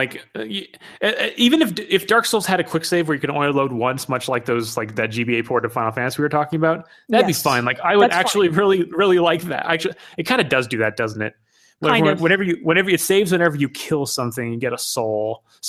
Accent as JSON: {"language": "English", "region": "Hawaii", "country": "United States", "also_born_or_lived": "Japan", "said": "I am from Hawaii, and I was born in Japan. I'm half Iranian."}